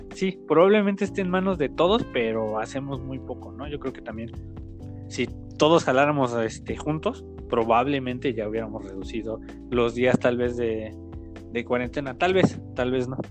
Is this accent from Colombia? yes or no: no; Tultitlán, State of Mexico, Mexico; yo soy tu vecino, soy de Tultitlán